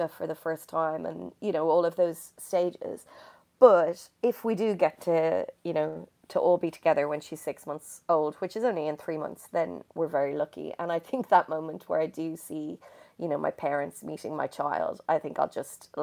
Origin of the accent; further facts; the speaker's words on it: Dublin, Leinster, Ireland; now in London, United Kingdom; I'm from Dublin, which is on the coast